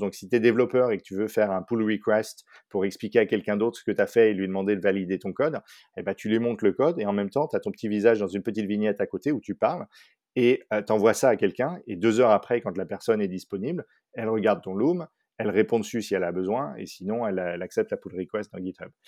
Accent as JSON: {"language": "French", "town": "Paris", "region": "Île-de-France", "country": "France", "tie": "born or raised there", "also_born_or_lived": "Dallas, Texas", "moved": "as an adult", "said": "j'ai grandi surtout à Paris"}